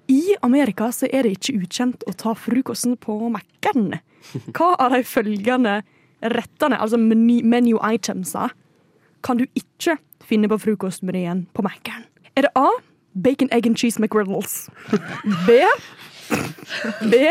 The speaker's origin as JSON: {"language": "Norwegian", "region": "Trøndelag", "country": "Norway", "said": "Nei, jeg er trønder."}